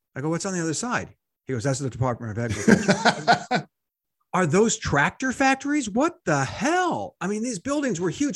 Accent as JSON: {"language": "English", "country": "United States", "said": "I'm an American, not so publicly educated"}